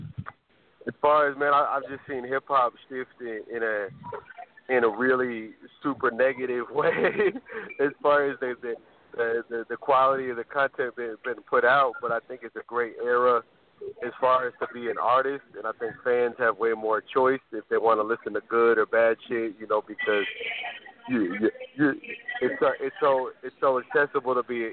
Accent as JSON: {"language": "English", "town": "Orlando", "region": "Florida", "country": "United States", "said": "I'm originally from Orlando, Florida"}